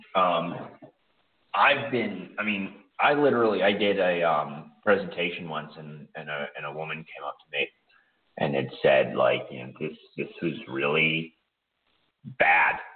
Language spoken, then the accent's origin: English; Pittsburgh, Pennsylvania, United States; born or raised there; moved away as an adult; now in Ukraine